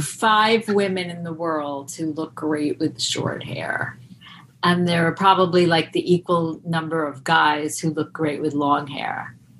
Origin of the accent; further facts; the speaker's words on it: Roslyn, New York, United States; moved away as an adult; also born or lived in Boston; I'm from Long Island, um, but then I moved to Boston